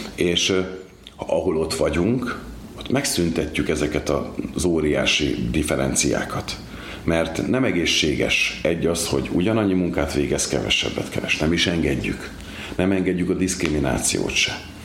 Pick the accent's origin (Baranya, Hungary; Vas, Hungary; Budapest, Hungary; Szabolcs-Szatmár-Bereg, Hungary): Baranya, Hungary; Komló; moved away as an adult; now in Pécs, Hungary; Igaz, hogy Komlón születtem, 33 évig Komlón is laktam, dolgoztam a bányáknál, később költöztem idebe Pécsre